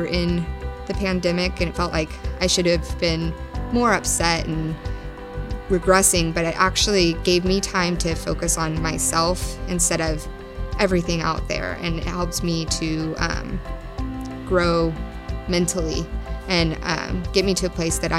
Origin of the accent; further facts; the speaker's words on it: The Woodlands, Texas, United States; Growing up in the Woodlands